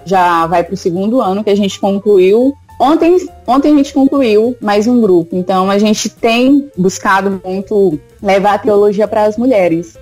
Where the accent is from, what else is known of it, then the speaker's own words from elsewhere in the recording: São Luís, Maranhão, Brazil; eu sou de São Luís, do Maranhão